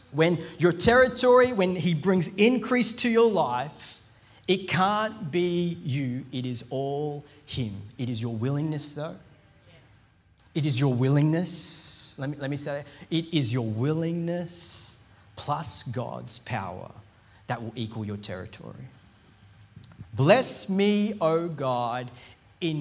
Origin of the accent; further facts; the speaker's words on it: India; I'm Indian